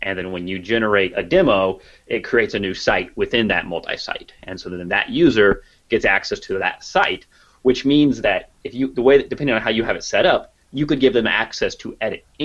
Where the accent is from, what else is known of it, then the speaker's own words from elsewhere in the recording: Kansas, United States; I'm from Kansas